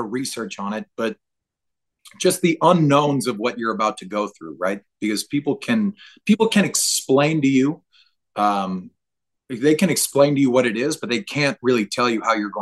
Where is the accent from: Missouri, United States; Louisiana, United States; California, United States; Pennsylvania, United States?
Louisiana, United States; New Orleans; I'm from New Orleans